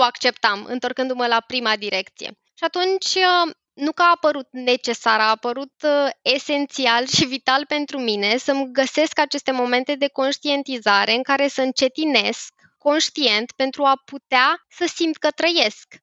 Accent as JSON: {"language": "Romanian", "country": "Romania", "said": "noi ca români"}